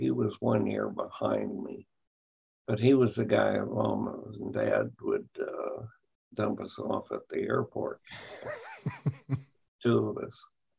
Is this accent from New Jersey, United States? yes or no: no; Auburn, California, United States; also born or lived in Oakland, California; But I was raised on a farm about 7 miles from here, Auburn, where I went to high school, and 3 miles from Newcastle, and that was my home of record. We had a P.O. box there, but I never lived in town.